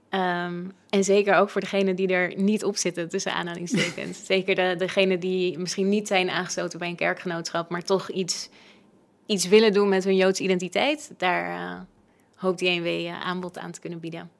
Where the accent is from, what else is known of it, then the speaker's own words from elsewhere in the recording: West Friesland, North Holland, Netherlands; Ik ben zelf opgegroeid in de Medina in eh, West-Friesland